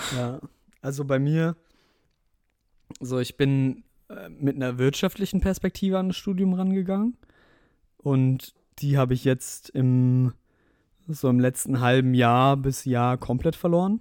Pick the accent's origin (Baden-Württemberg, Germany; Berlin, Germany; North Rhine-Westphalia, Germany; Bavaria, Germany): Baden-Württemberg, Germany; Mannheim area; wir kommen beide aus Umkreis Mannheim, beziehungsweise Mannheim so